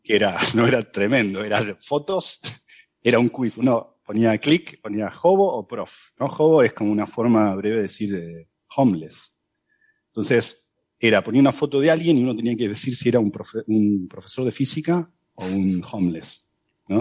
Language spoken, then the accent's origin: Spanish; Buenos Aires, Argentina; soy de Buenos Aires